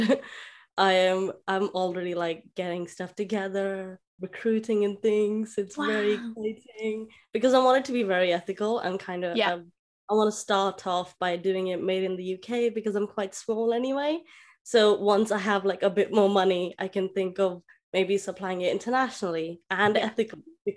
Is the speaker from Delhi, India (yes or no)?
yes; Delhi, India; I'm from India, Delhi specifically